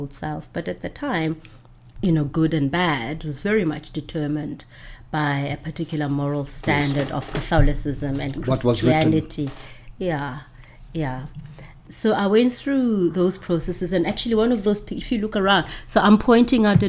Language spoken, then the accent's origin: English; Pretoria, Gauteng, South Africa; English is a second language; moved away as an adult; also born or lived in Johannesburg / Cape Town; I grew up in Pretoria